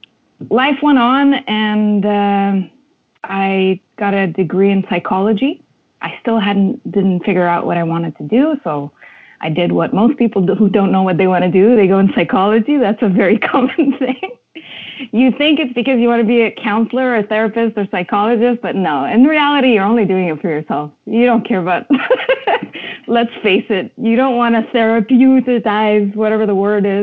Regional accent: Montreal, Quebec, Canada; moved away as an adult; also born or lived in Lebanon; now in Toronto, Canada; I was born in Lebanon and was raised in Montreal

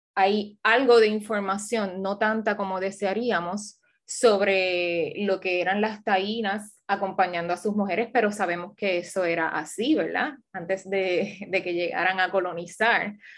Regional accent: Ciales, Puerto Rico; also born or lived in Washington, United States; soy una puertorriqueña, criada en Ciales en gran parte de mi niñez

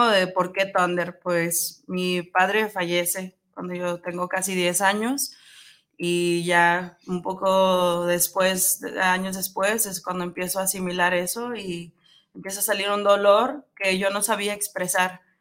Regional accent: Nogales, Sonora, Mexico; also born or lived in Hermosillo; now in Guadalajara, Mexico; Yo no soy de aquí, eh, soy de, Sonora. soy de Nogales, Sonora.

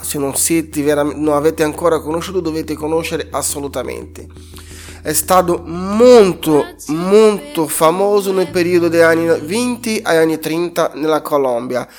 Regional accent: Brazil; Italian is a second language; moved away as an adult; now in Italy; Sono nato in Brasile, cresciuto in Brasile, vivo in Italia da undici anni

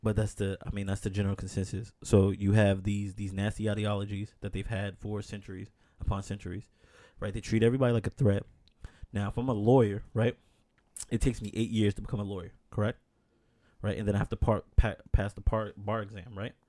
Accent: New York, United States; born and raised in New York

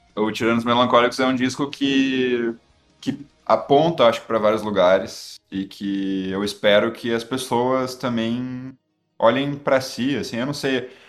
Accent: Porto Alegre, Rio Grande do Sul, Brazil; accent: gaúcho, porto-alegrense; o sotaque gaúcho, porto-alegrense

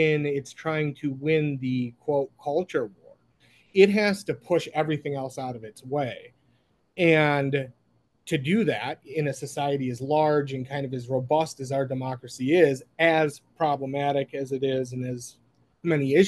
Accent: Minneapolis, Minnesota, United States; I'm from Minneapolis

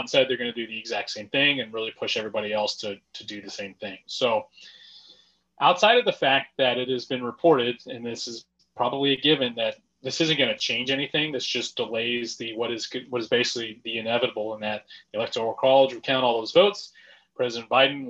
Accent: Missouri, United States; we're from Missouri.

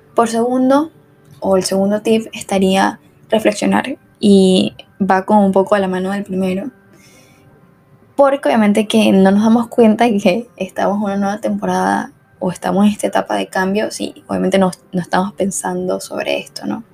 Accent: Venezuela; moved away as an adult; yo soy de Venezuela, obviamente el acento

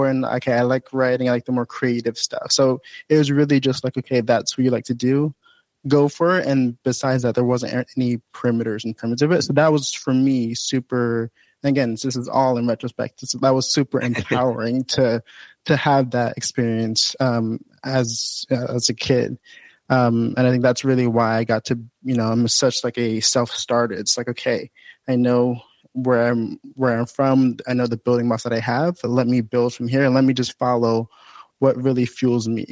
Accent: New Jersey, United States; I grew up in Acclaim, New Jersey, as my home base. So that's really where I grew up and got to really jump into life since I was around second grade

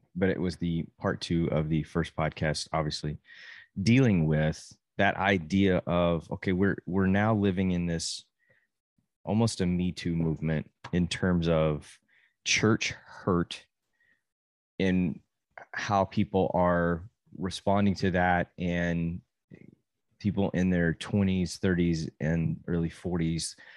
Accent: Amarillo, Texas, United States; moved away as an adult; I grew up in the same church from zero to eighteen, and then I moved from Amarillo and went to college

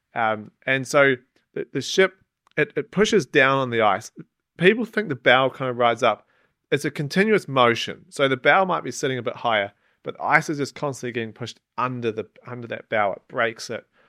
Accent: Gorge River, West Coast, New Zealand; moved away as an adult; growing up in New Zealand

